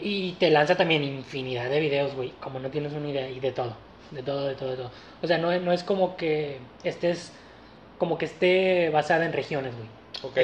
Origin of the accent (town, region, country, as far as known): Mexico